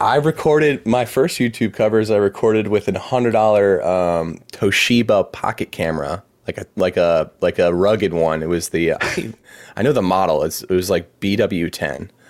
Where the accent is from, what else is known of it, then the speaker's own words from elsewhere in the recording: Anne Arundel County, Maryland, United States; moved away as an adult; also born or lived in Birmingham, Alabama / Lancaster, Pennsylvania; now in Baltimore, United States; was born and raised in Maryland, um, grew up in Anne Arundel County, which is right on the, uh, on the water.